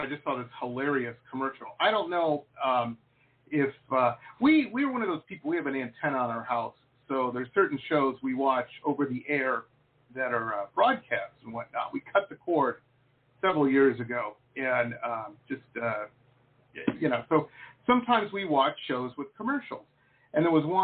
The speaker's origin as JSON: {"language": "English", "town": "Detroit", "region": "Michigan", "country": "United States", "tie": "born or raised there", "said": "where I grew up in Metro Detroit"}